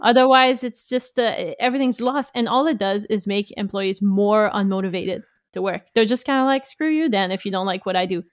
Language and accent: English; Canada; being French Canadian, we only had French books mostly